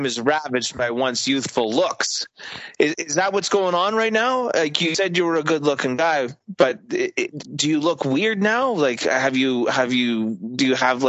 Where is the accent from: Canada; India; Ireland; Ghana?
Canada; we're all Canadians